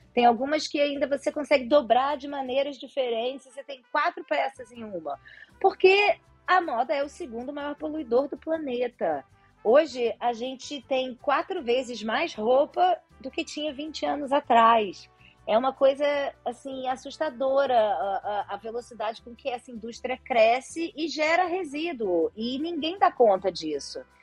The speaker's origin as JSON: {"language": "Portuguese", "region": "Rio de Janeiro", "country": "Brazil", "tie": "born or raised there", "said": "Eu sou carioca da gema, passei aqui metade da vida Copacabana, metade da vida em Ipanema"}